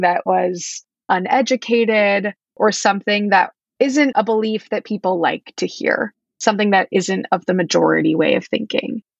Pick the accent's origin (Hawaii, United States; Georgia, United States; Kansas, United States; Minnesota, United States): Kansas, United States; Wichita; moved away as an adult; also born or lived in East Coast; I am originally from Wichita, Kansas, Midwest, born and bred